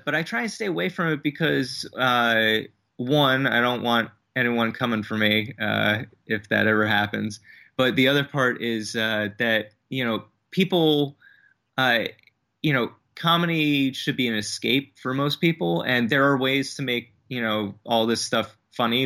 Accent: New Jersey, United States; moved away as an adult; also born or lived in Brooklyn, New York; originally, originally from New Jersey, but I moved out here from Brooklyn about, uh, three and a half years ago.

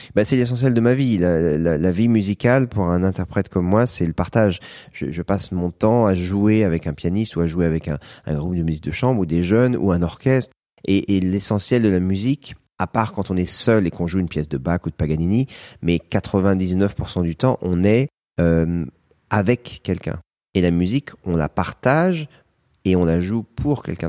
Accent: France; je suis français

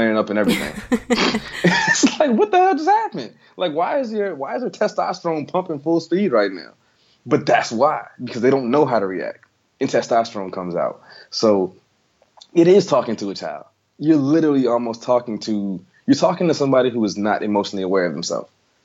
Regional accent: the South, United States; I'm from the South.

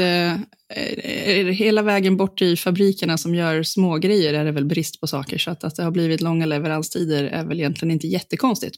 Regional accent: Gotland, Sweden; på Gotland där jag är född

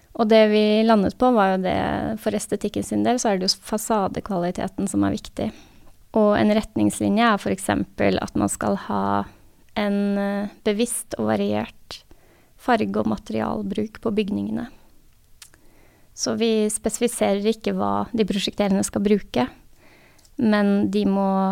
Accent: Sandvika, Akershus, Norway; also born or lived in Oslo / Asker; Jeg er født i Oslo og vokste opp delvis i Sandvika og delvis i Asker

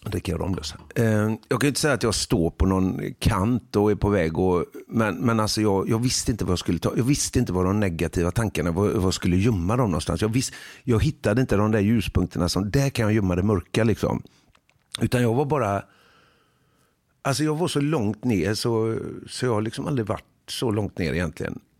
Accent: Huxbo, Sweden; För jag är ju själv jag är liksom från Huxbo.

